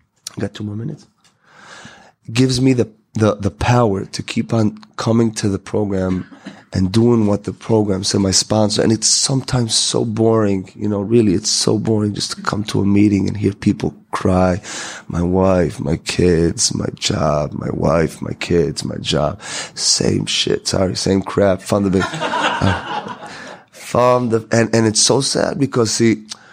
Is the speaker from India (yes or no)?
no; Israel; I came from Israel